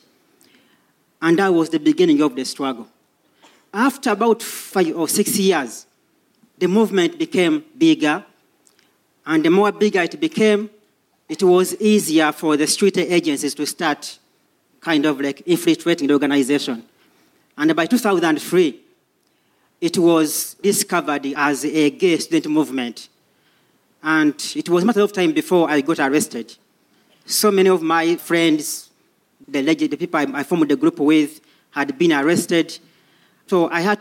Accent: Uganda; moved away as an adult; now in London, United Kingdom; I come from Uganda originally.

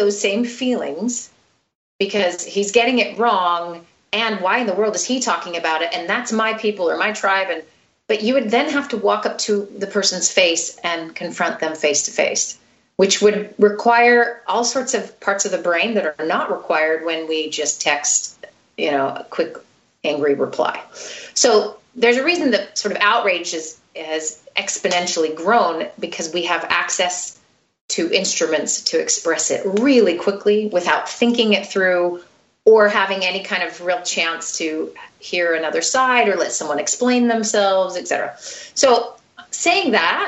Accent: United States; now in Sweden; I feel like I'm an American.

